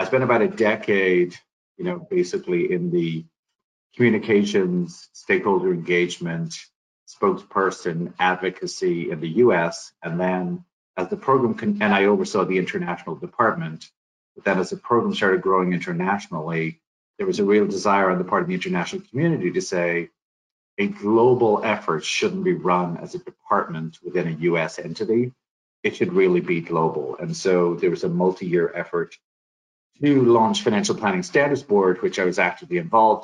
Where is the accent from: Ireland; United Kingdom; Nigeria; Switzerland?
Ireland; moved away as an adult; also born or lived in Dublin / Madrid; now in Colorado, United States; I was born in Ireland